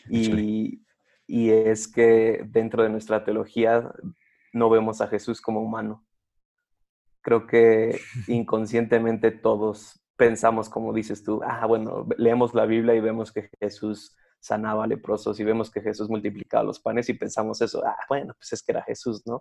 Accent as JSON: {"language": "Spanish", "town": "Cuautitlán Izcalli", "region": "State of Mexico", "country": "Mexico", "tie": "born or raised there", "said": "mi, pueblo natal se llama Cuautitlán Izcalli que es una ciudad al norte de la Ciudad de México"}